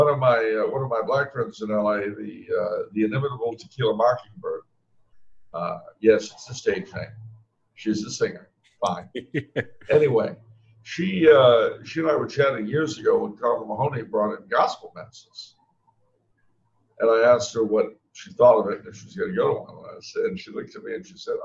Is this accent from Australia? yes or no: no; California, United States; I was raised in California